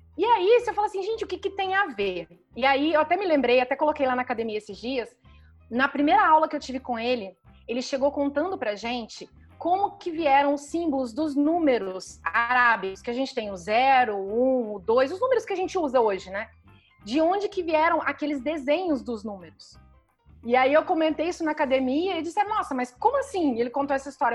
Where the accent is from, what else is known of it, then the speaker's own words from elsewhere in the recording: Goiânia, Goiás, Brazil; eu nasci em Goiânia, que apesar de ser a capital de Goiás, sempre foi e ainda continua até hoje uma cidade com ar interiorano